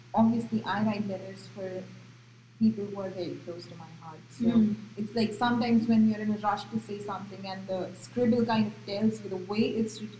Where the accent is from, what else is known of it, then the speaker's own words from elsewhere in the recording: Gujarat, India; first language Marathi; English is a second language; moved away as an adult; also born or lived in Maharashtra; now in United States; I was born in Maharashtra but brought up in Gujarat.